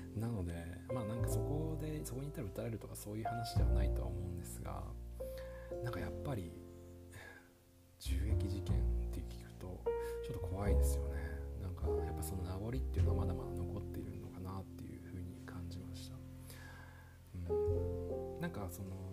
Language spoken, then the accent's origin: Japanese; Tokyo, Japan; now in New York City, United States; 東京出身なので東京出身っていうか東京で長く住んでいた